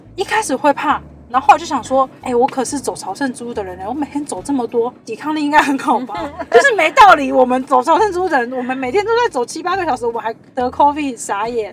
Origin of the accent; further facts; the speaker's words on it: Kaohsiung, Taiwan; now in Taipei, Taiwan; 我的家乡高雄